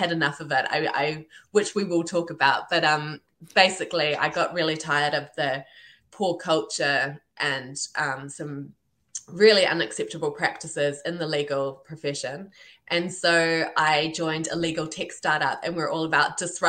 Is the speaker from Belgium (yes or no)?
no; New Zealand; also born or lived in Ireland; this Kiwi girl